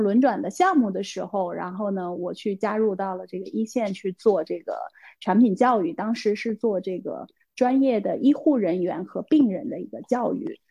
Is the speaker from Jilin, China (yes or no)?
no; Beijing, China; also born or lived in Jiangyou, Sichuan; 现在在北京，然后之前小时候是在四川长大，在江油长大，三年级才到的北京